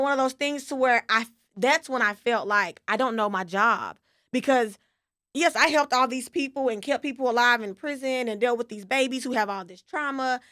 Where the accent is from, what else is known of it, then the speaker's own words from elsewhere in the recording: West Texas, United States; I'm from West Texas